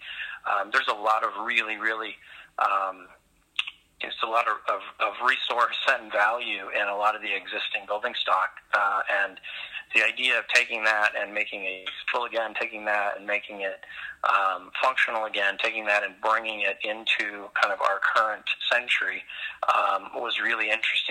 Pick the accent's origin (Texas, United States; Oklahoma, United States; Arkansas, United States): Oklahoma, United States; moved away as an adult; now in Minneapolis, United States; I grew up in Oklahoma and did my Bachelor of Architecture at Oklahoma State, and then immediately relocated to Minneapolis after that, and have been here for 20 years